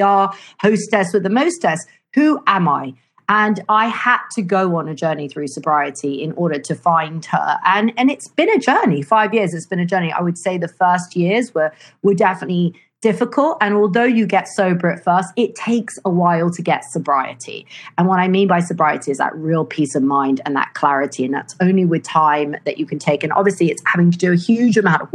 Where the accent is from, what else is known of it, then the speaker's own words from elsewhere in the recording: London, United Kingdom; now in Italy; I grew up in London